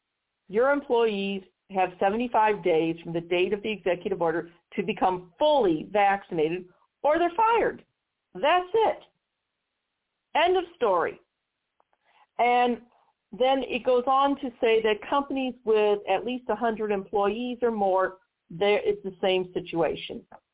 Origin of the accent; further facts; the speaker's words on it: Missouri, United States; here in my home state of Missouri.